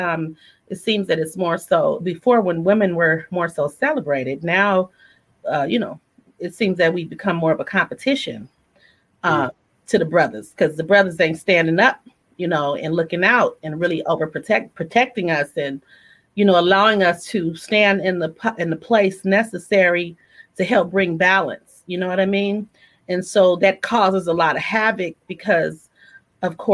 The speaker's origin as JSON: {"language": "English", "area": "the Bay Area", "region": "California", "country": "United States", "tie": "born or raised there"}